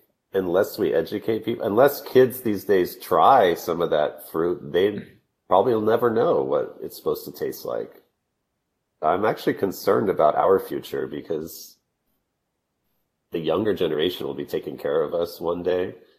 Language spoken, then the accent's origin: English; Texas, United States; I grew up in Texas